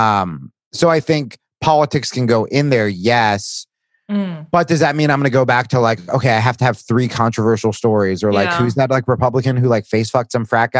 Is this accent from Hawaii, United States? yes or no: yes; Hawaii, United States; as a Hawaiian